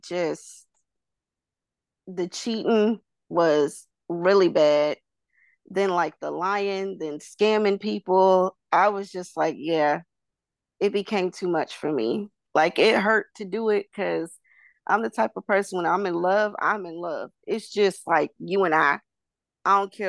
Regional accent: North Carolina, United States; I'm from North Carolina.

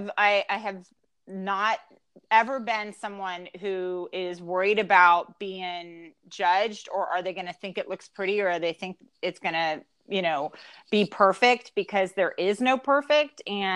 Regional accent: the South, United States; And we're from the South, so we do say yes, ma'am, and yes, sir.

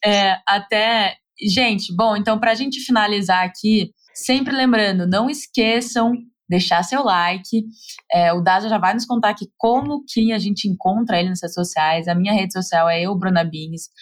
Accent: Brazil; moved away

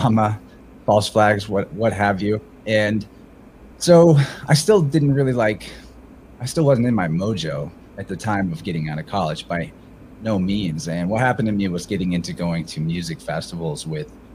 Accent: Midwest, United States; I'm like the type of 31-year-old male that you would have expected everything about their life journey growing up in the Midwest.

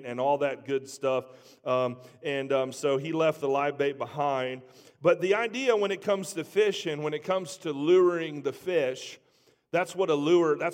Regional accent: Trotwood, Ohio, United States; I grew up in Trotwood

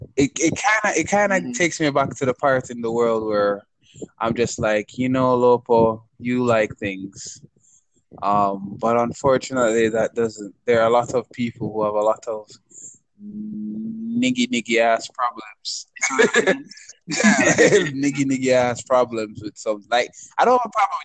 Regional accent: Jamaica; as a Jamaican

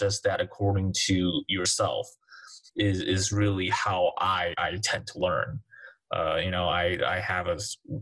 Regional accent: Taiwan; moved away; my home country, Taiwan

